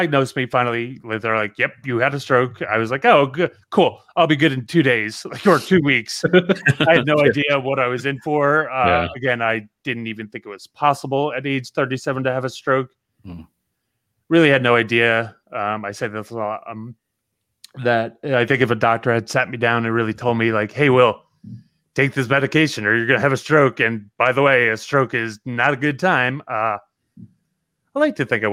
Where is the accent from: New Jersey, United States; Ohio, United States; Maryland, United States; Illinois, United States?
New Jersey, United States; Growing up in Jersey, you learn kind of a lot as a kid in Jersey.